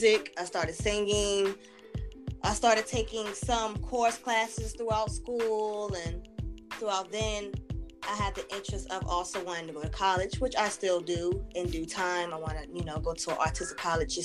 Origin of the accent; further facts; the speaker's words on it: Altavista, Virginia, United States; I'm from Alta Vista